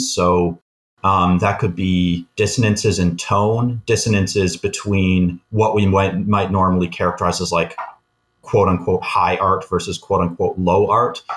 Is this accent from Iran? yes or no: no; Canada; we're both Canadian